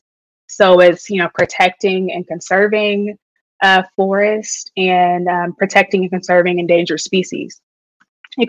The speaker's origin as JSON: {"language": "English", "town": "Detroit", "region": "Michigan", "country": "United States", "tie": "born or raised there", "moved": "yes", "lives_now": "Philadelphia, United States", "said": "I am an environmentalist, born and raised in Detroit, Michigan"}